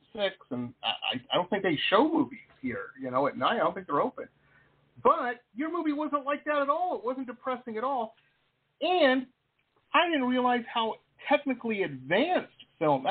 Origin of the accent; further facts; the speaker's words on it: Detroit, Michigan, United States; also born or lived in San Diego; I'm from Detroit.